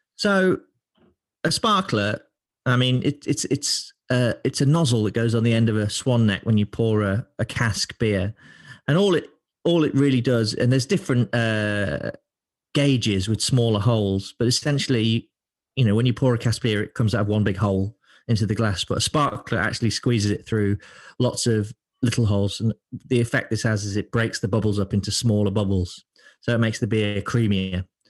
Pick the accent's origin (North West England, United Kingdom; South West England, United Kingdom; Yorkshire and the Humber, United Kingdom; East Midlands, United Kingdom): East Midlands, United Kingdom; Lincoln; also born or lived in London; now in Manchester, United Kingdom; I'm from Lincoln